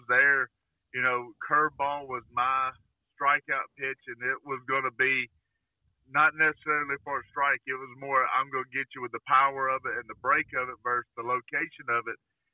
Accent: Alabama, United States; born or raised there

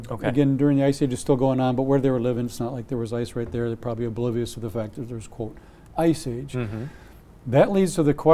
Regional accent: Wisconsin, United States; I'm from Wisconsin.

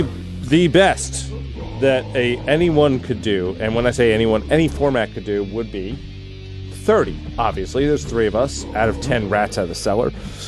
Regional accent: United States; I'm American.

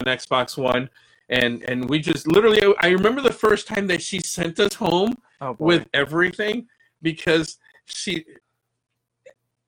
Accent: Florida, United States; I grew up in the Boys and Girls Club when I first came here to Florida

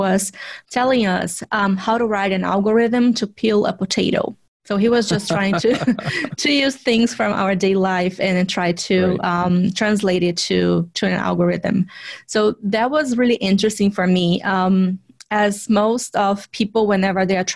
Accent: Vitória, Espírito Santo, Brazil; moved away as an adult; also born or lived in São Paulo, Brazil; now in United States; I was still living in Vitória. Which is my hometown in Brazil

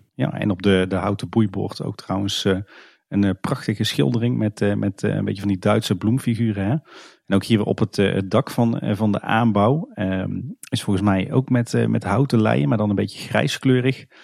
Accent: Kaatsheuvel, North Brabant, Netherlands; we komen zelf allebei uit Kaatsheuvel

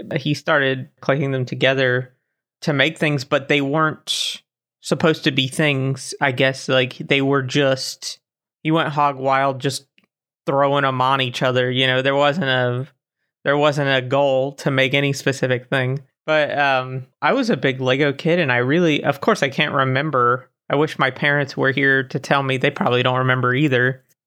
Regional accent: Florida, United States; now in Germany; I was born in Florida and now I live in Germany

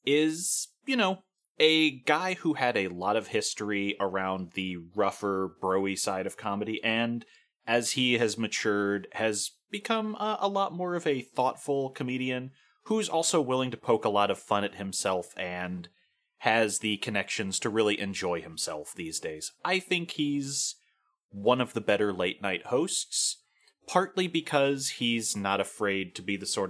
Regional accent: Ireland; as an Irish guy

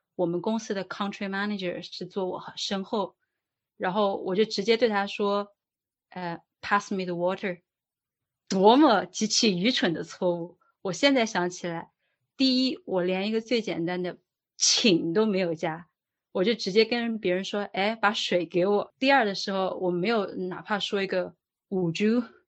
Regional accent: China; now in Dublin, Ireland; 作为一个中国人，刚到这边的时候

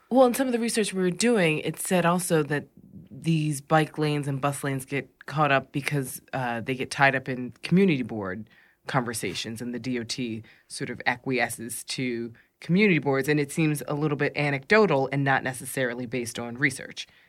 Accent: New York, United States; as a New Yorker

